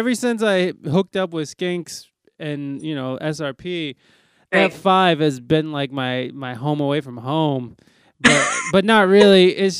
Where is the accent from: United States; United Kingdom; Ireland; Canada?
United States; Toledo, Ohio; now in San Diego, United States; I'm from Ohio, and I'm just so my airport that I go to is Detroit, and then I just drive down to Toledo.